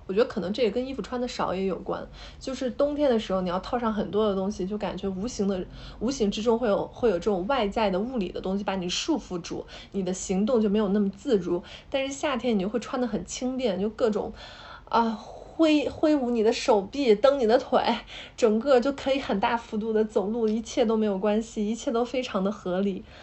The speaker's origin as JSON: {"language": "Chinese", "region": "Hubei", "country": "China", "said": "因为我是湖北人嘛"}